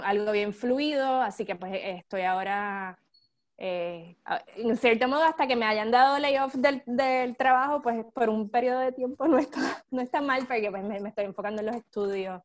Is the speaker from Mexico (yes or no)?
no; Puerto Rico; moved away as an adult; also born or lived in Italy; now in San Diego, United States; yo me fui de Puerto Rico en el 2007